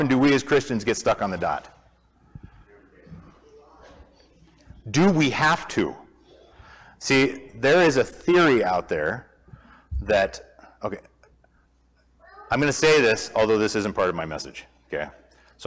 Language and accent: English; Montana, United States; also born or lived in Moscow, Idaho; we're from Montana, a lot of you guys know that, spent 35 plus years myself in Montana